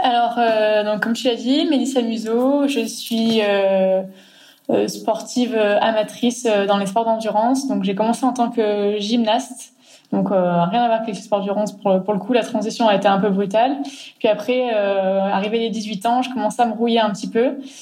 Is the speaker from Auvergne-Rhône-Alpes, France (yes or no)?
yes; Grenoble, Auvergne-Rhône-Alpes, France; chez nous à Grenoble